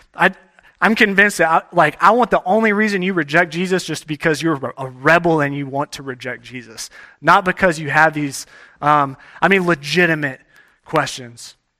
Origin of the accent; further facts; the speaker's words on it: Texas, United States; moved away; I grew up in Texas